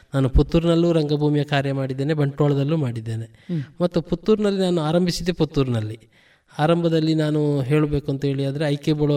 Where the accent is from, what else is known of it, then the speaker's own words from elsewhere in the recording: Puttur, Karnataka, India; also born or lived in Kalladka; ನಮ್ಮ ಮನೆ ಸಂಪ್ಯದಲ್ಲಿರುವಂಥದ್ದು